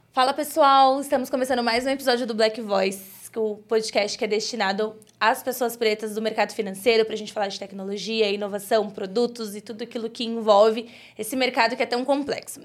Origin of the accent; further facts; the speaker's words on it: São Paulo, Brazil; now in Osasco, Brazil; Eu moro em Osasco, mas sou cria do Grajaú